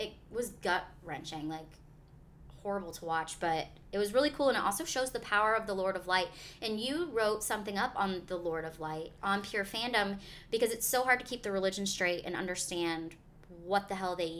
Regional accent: the South, United States; accent: Southern; My southern accent was difficult to interpret.

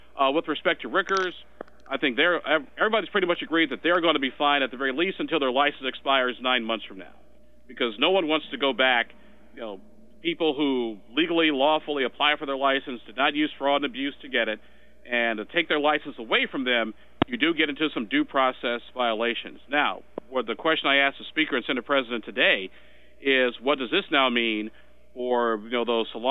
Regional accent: Illinois, United States; moved away; also born or lived in Springfield, Illinois; back home in my home state of Illinois

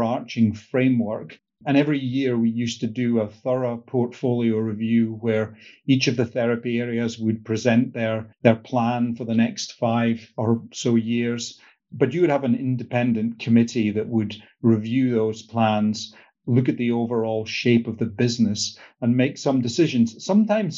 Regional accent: north of Scotland, United Kingdom; moved away as an adult; also born or lived in Canada; Grew up in the north of Scotland

